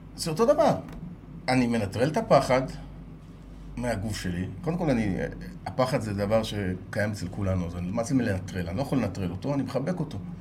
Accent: Israel; אני ישראלי, שירתי בצבא, אני מייצג את ישראל

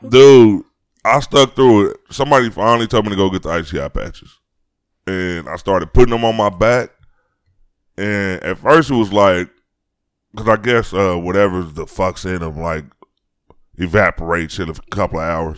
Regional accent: Chicago, Illinois, United States; on my street when I grew up in Chicago

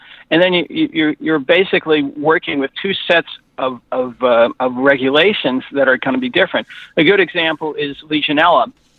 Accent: New York City, New York, United States; moved away as an adult; also born or lived in Connecticut; now in Canada; Yeah, I grew up in the New York City area and then lived in Connecticut for 20 years. So I do have good U.S.-based ancestry as well as having some international experience.

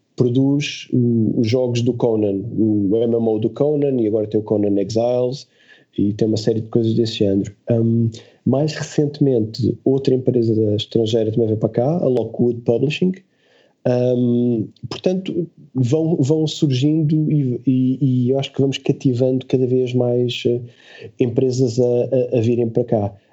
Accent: Portugal; nós somos portugueses

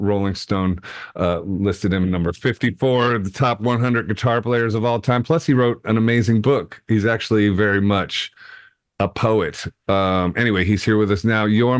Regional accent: Akron, Ohio, United States; moved away as an adult; also born or lived in New York; now in Arizona, United States; am in Arizona, where it's always 75 degrees and it's, until it's 145 degrees, but I grew up in Ohio. I am from Akron, Ohio. I was born and raised 0 to 18, and then I spent 25 long, grueling years in New York, so I know winter.

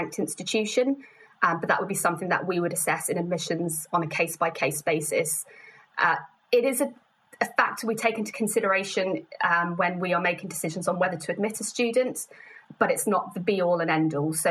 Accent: London, United Kingdom; I was born in London, so it's very much home to me.

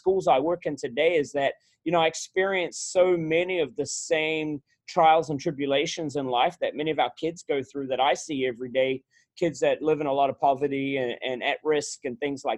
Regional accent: Auckland, New Zealand; moved away as an adult; also born or lived in Wellington, New Zealand / Stafford County, Virginia; now in Virginia, United States; I grew up in New Zealand. I grew up in Auckland, New Zealand

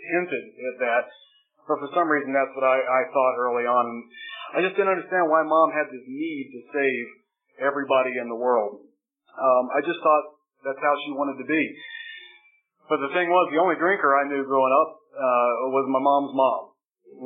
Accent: Charlotte, North Carolina, United States; I was born in Charlotte, North Carolina

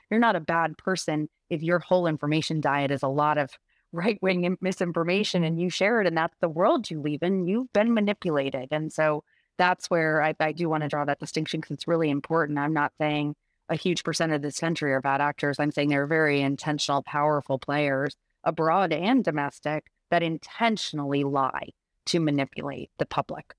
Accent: Rhode Island, United States; I live in Rhode Island. I'm from Rhode Island.

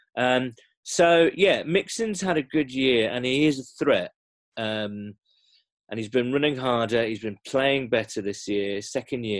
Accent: England, United Kingdom; I'm English

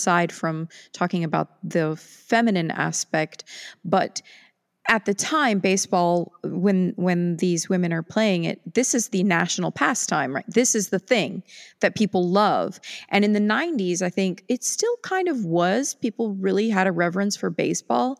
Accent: Texas, United States; as a Texan

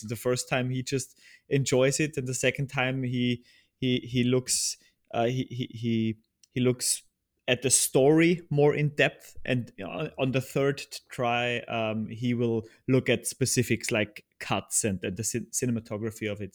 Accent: Upper Austria, Austria; moved away as an adult; now in Vienna, Austria; I'm originally from Austria and still, still live here. Uh, I'm from the countryside of Upper Austria

